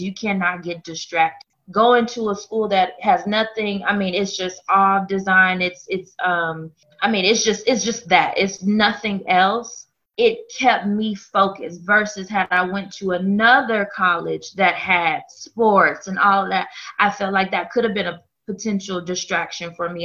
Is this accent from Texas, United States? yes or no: yes; Dallas, Texas, United States; I am originally from Dallas, Texas. So I'm, I'm a Dallas girl to the heart of me